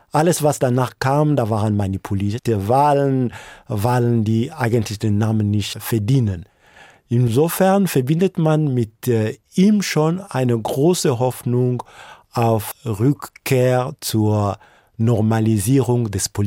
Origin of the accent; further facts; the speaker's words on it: DR Congo; Ich bin unter der Militärdiktatur von Mobutu zur Welt gekommen und lange war es so, dass man von äh, Lumumba nicht gesprochen hat.